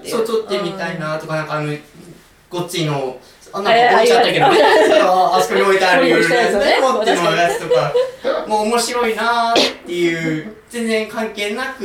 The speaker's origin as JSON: {"language": "Japanese", "region": "Chiba", "country": "Japan", "tie": "born or raised there", "also_born_or_lived": "Fujisawa, Kanagawa", "moved": "as an adult", "said": "もともと千葉出身なんですよ"}